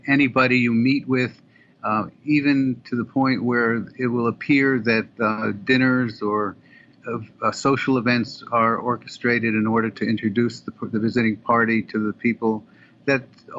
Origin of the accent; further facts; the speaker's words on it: United States; So because we're American and we're journalistic and we have the ability to go places that Israeli citizens can't and Israeli journalists can't